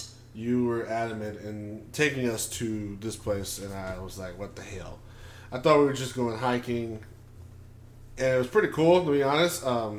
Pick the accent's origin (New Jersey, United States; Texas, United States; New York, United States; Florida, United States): New York, United States; New York City; Originally from New York City